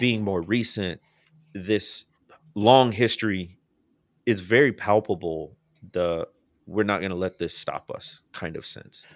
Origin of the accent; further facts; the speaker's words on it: Midwest, United States; moved away; I grew up in the Midwest